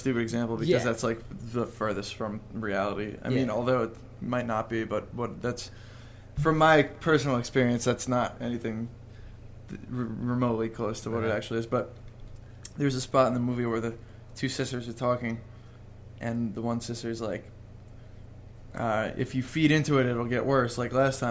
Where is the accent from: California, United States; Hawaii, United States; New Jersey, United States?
New Jersey, United States; moved away; also born or lived in New York; I was born in New Jersey and then lived in New York for a while and then moved